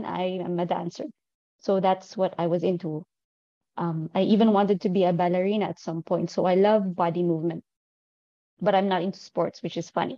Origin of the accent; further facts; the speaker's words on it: northern Philippines, Philippines; moved away as an adult; also born or lived in Manila; now in Dubai, United Arab Emirates; I'm originally from the Philippines, and I started climbing there, but I'm currently based in Dubai. I moved here in 2018.